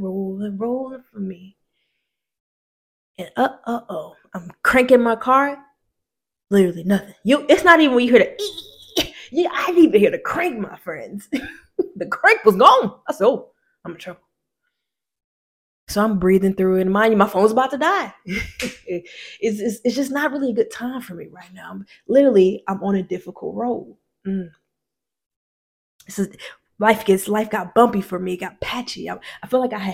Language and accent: English; Decatur, Georgia, United States; I'm from the South, you know, I'm in ATL, you feel me? And honestly, I'm from a place called Decatur, Georgia